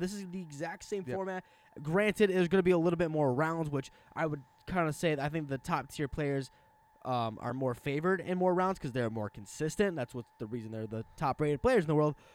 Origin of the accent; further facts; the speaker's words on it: Wisconsin, United States; I'm from Wisconsin